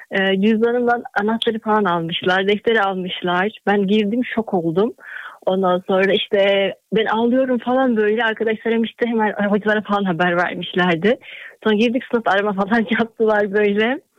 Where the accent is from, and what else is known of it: Kayseri, Kayseri Province, Turkey